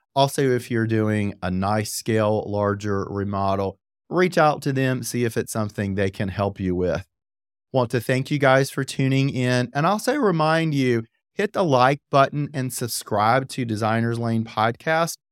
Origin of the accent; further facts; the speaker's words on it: Apex, North Carolina, United States; I grew up in Apex